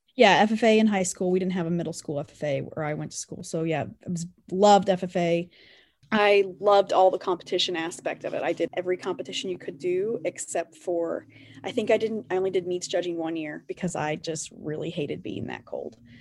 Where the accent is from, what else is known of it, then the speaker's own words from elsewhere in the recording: Colony, Kansas, United States; also born or lived in Greeley, Kansas; I grew up in Anderson County around Colony, Kansas